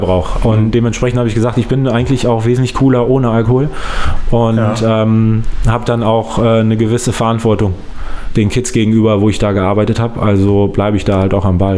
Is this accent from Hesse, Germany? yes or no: no; Solingen, North Rhine-Westphalia, Germany; also born or lived in Langenfeld; ich komme ähm, aus Langenfeld, mhm. bin in Soling groß geworden